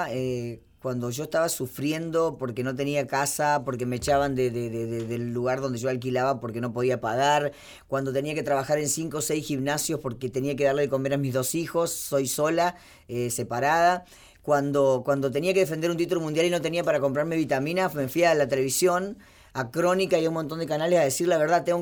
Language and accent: Spanish; Argentina; Argentina, soy bien argentina.